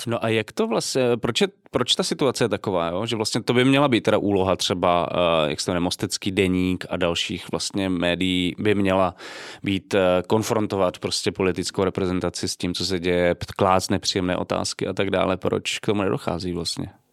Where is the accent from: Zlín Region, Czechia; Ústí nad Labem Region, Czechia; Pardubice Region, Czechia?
Zlín Region, Czechia; Zlín; moved away; já jsem ze Zlína původně